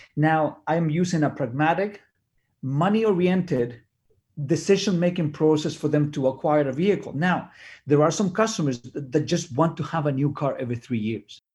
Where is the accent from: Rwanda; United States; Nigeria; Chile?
Chile; English is a second language; now in Canada; I'm an immigrant from Chile. I came here in nineteen eighty-nine